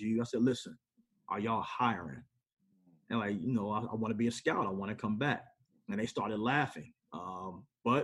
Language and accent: English; Chester, Pennsylvania, United States; also born or lived in Madison; now in Chicago, United States; I'm from Chester